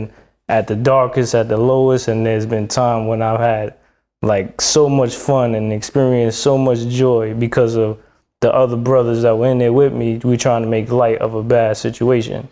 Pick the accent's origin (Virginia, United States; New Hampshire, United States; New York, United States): New York, United States; New York City; I'm originally from East Harlem, Spanish Harlem.